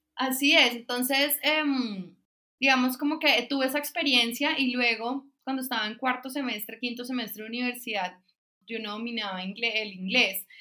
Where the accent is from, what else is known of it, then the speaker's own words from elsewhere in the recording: San Andrés, San Andrés, Providencia and Santa Catalina, Colombia; Mi infancia fue en San Andrés Islas, una isla pues del Caribe colombiano